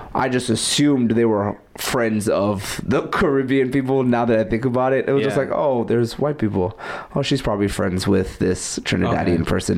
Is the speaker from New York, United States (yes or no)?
yes; New York City, New York, United States; I'm from Brooklyn